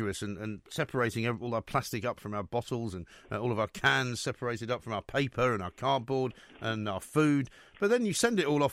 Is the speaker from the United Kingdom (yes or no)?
yes; London, United Kingdom; growing up in North London, we had a garden